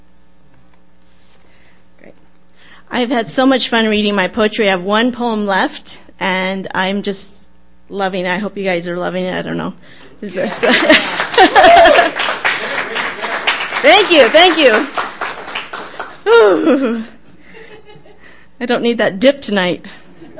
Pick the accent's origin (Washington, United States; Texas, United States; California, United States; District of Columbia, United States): Washington, United States; Seattle; I'm born in Seattle. I am not a transplant. What? And I grew up in South Seattle in the Fedjaway Plateau